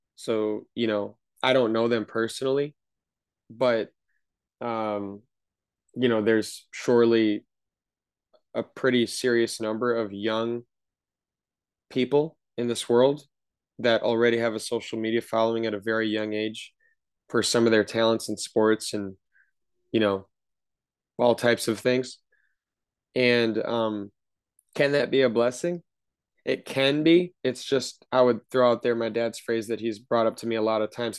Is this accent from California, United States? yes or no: no; Wisconsin, United States; We grew up in Wisconsin